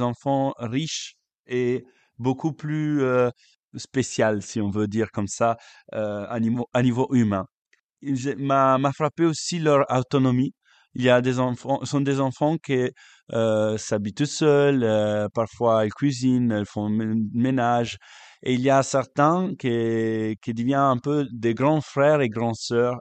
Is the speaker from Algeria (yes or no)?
no; Lake Como, Lombardy, Italy; French is a second language; moved away as an adult; now in Belgium; je suis italien et je viens du lac